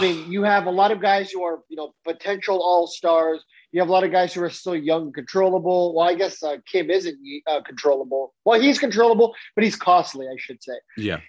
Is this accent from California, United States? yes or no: yes; San Diego, California, United States; I grew up in San Diego. I lived there for 20 years.